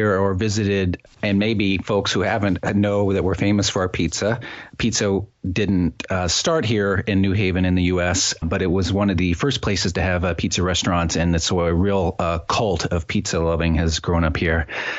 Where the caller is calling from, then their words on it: New Haven, Connecticut, United States; New Haven, Connecticut in the U.S.